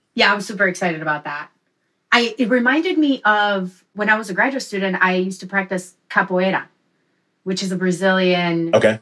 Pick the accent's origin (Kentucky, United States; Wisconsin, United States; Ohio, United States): Wisconsin, United States; also born or lived in Mexico; I'm originally from Mexico. Grew up in Wisconsin